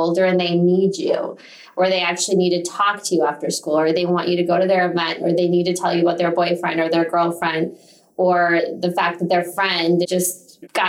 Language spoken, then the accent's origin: English; Minneapolis, Minnesota, United States; moved away as an adult; also born or lived in Boston; now in Chicago, United States; I grew up in Minneapolis